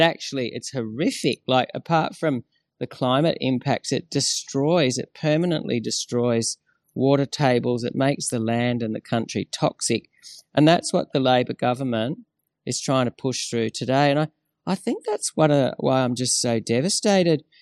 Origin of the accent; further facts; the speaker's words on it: Australia; as an Australian of shared Aboriginal and European blood